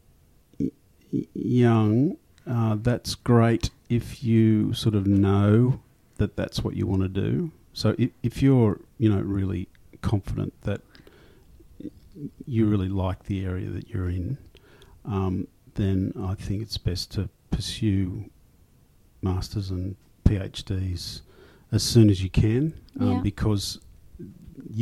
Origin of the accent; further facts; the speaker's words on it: Australia; I'm Australian